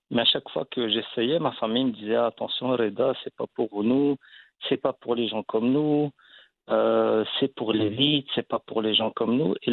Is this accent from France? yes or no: no; Belgium; je suis marocain, je suis né en Belgique